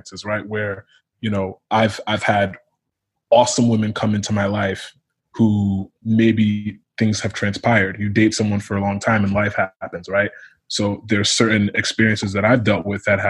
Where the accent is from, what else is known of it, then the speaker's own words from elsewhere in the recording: Connecticut, United States; I'm first generation Nigerian American, but I was born and raised in Connecticut